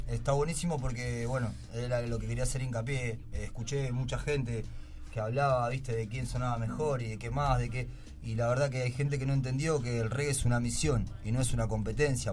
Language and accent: Spanish; Rafael Castillo, Buenos Aires Province, Argentina; Yo soy de Rafael Castillo